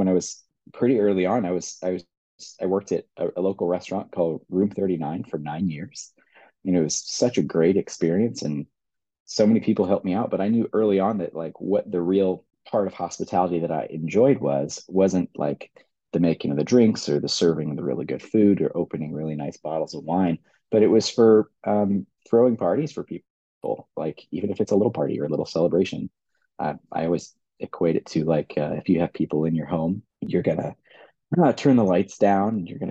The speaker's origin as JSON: {"language": "English", "town": "Kansas City", "country": "United States", "tie": "born or raised there", "said": "I'm born and raised in Kansas City"}